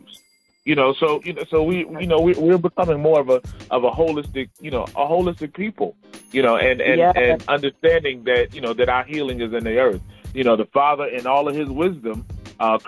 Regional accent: Philadelphia, Pennsylvania, United States; also born or lived in South Carolina; now in Columbia, South Carolina, United States; I don't have a twang, so I'm originally from Philadelphia

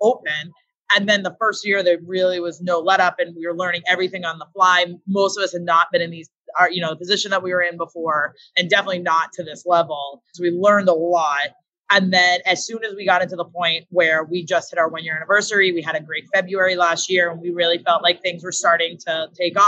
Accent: Princeton, Massachusetts, United States; I grew up in Princeton

